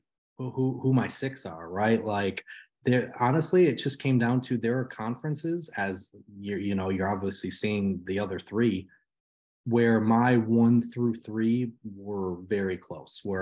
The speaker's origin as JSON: {"language": "English", "region": "Michigan", "country": "United States", "tie": "born or raised there", "said": "Growing up in Michigan"}